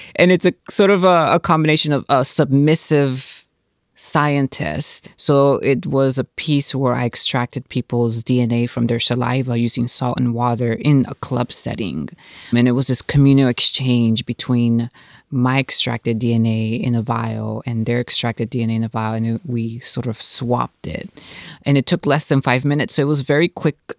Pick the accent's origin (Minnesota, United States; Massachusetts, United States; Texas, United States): Texas, United States; Houston; I'm from, born and raised in Houston, so I'm a Texas girl